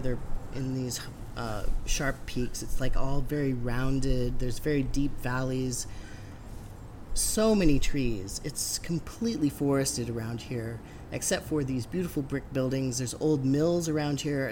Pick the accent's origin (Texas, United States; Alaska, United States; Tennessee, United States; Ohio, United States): Alaska, United States; I'm from Alaska